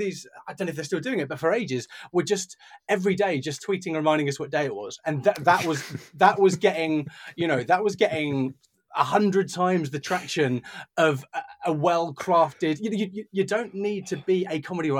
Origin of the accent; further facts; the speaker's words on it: United Kingdom; we're British